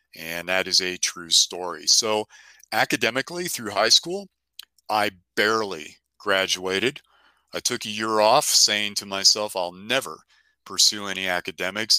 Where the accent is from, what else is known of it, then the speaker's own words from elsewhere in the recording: San Francisco, California, United States; moved away; I grew up in San Francisco